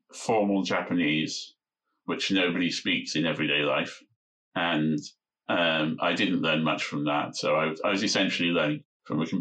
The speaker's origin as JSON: {"language": "English", "area": "Lancashire", "region": "North West England", "country": "United Kingdom", "tie": "born or raised there", "first_language": "English", "said": "I grew up in England, in Lancashire, in the northwest of England."}